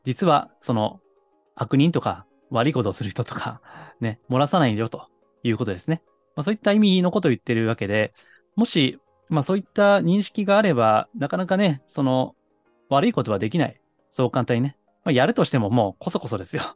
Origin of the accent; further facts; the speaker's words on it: Kansai, Japan; accent: Kansai dialect; 私はあの、まあ時々関西弁が出ますけども、関西の下町生まれなんですね